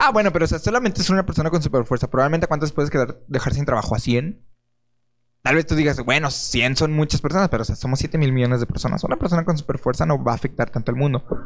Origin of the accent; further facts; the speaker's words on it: Mexico; somos mexicanos